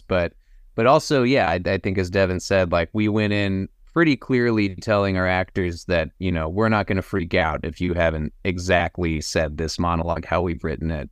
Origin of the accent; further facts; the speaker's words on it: Austin, Texas, United States; now in Los Angeles, United States; we were both Texas boys. Uh, I grew up in Austin